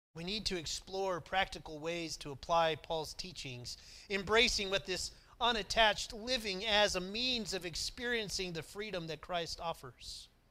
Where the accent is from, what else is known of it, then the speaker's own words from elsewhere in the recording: McAlester, Oklahoma, United States; moved away; also born or lived in Lynchburg; I grew up in Oklahoma